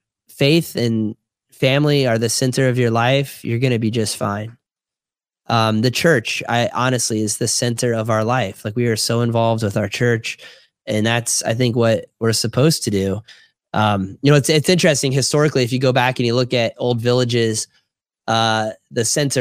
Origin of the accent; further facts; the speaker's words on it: Jupiter, Florida, United States; moved away; growing up in Jupiter, Florida